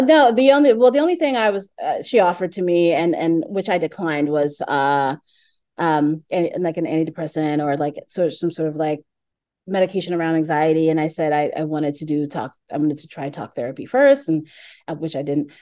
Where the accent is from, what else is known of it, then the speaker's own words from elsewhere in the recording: New York City, New York, United States; I'm from Brooklyn